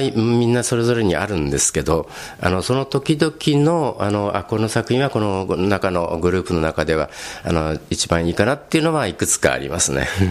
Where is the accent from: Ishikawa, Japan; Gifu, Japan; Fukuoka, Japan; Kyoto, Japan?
Fukuoka, Japan; also born or lived in Tokyo / Czech Republic; now in Kodaira, Japan; 私あの、まあ、東京生まれなんですけど、田舎、あの福岡県の方であの幼い頃過ごしまして